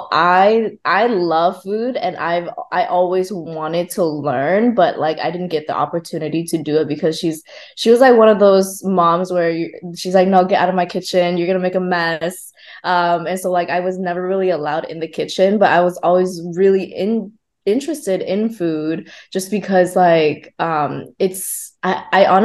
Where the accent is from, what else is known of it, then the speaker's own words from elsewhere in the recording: Oxnard, California, United States; first language Vietnamese; English is a second language; also born or lived in Vung Tau, Vietnam; now in Los Angeles, United States; I moved over to the States when I was 8 years old. I grew up in Oxnard.